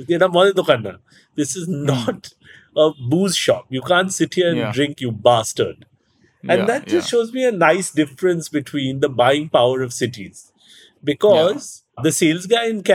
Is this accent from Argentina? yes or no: no; India; growing up in India